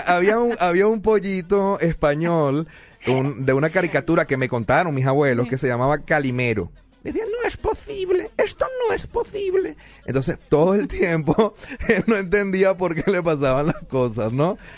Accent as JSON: {"language": "Spanish", "country": "Venezuela", "tie": "born or raised there", "moved": "yes", "lives_now": "Denver, United States", "said": "en mi país"}